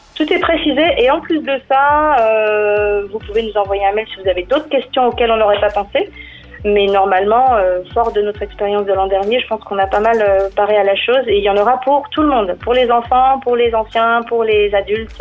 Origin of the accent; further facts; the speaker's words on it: Monthermé, Grand Est, France; je me suis baladée le long de ma ma rivière, puisque je suis native de Monternay